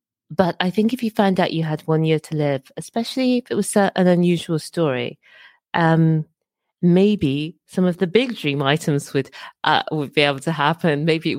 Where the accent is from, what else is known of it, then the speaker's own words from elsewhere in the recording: Birmingham, West Midlands, United Kingdom; also born or lived in Dorset / Edinburgh; I've lived in a number of places. I grew up in Birmingham. I was born in Dorset. My dad was in the army, grew up in Birmingham, and lived in Edinburgh for over 15 years.